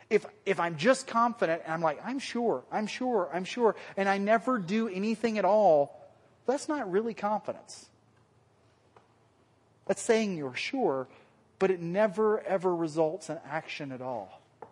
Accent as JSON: {"language": "English", "region": "the South", "country": "United States", "accent": "southern", "said": "That was my southern accent coming out, sorry."}